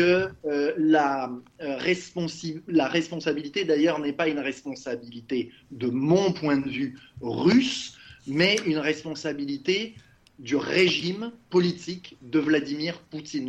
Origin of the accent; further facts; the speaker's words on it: Lyon, Auvergne-Rhône-Alpes, France; moved away as an adult; also born or lived in Montreal, Canada; j'ai grandi à Lyon